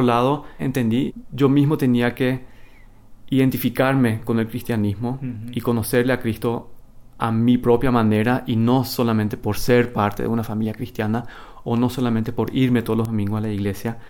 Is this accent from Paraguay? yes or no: yes; Asunción, Paraguay; now in Manitoba, Canada; se mudaron a, Asunción y ahí fue que yo nací y crecí en esa cultura.